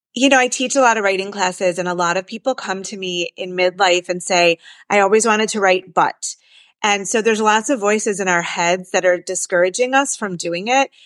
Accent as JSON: {"language": "English", "town": "Detroit", "region": "Michigan", "country": "United States", "said": "I'm from Detroit and I actually have been writing a lot about place and I'm from Jewish Detroit"}